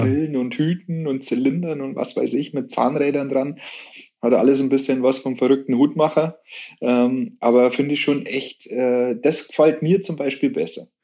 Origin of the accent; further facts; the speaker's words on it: Munich, Bavaria, Germany; bei uns in München